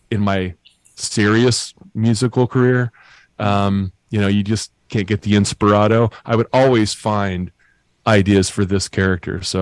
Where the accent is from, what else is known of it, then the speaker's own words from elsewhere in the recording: Lake Geneva, Wisconsin, United States; moved away; I live in Hales Corners, Wisconsin. Oh, cool. I grew up in Lake Geneva